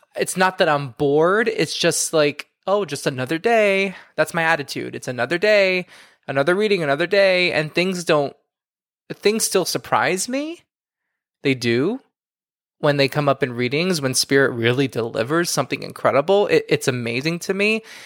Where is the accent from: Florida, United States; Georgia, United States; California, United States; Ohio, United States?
Florida, United States; Miami; now in New York City, United States; I'm from Miami